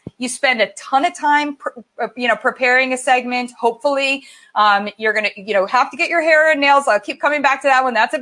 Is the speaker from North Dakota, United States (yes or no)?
no; Columbus, Ohio, United States; moved away as an adult; also born or lived in Michigan / New York / San Francisco / Los Angeles; I grew up in Columbus, Ohio